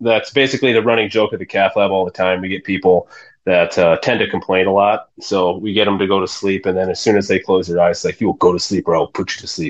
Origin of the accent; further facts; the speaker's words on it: Yankton, South Dakota, United States; where I grew up in Yankton is the National Field Archery Association headquarters.